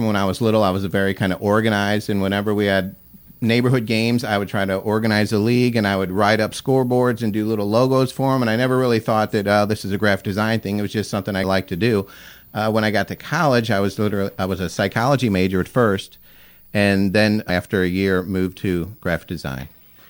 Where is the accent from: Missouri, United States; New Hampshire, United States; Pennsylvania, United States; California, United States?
Missouri, United States; Sappington; I grew up in Sappington, Missouri.